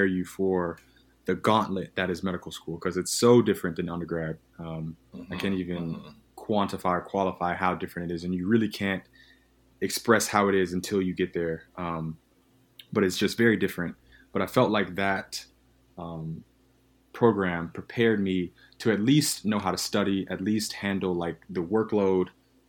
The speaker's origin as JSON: {"language": "English", "region": "the South", "country": "United States", "tie": "born or raised there", "said": "I grew up in the South."}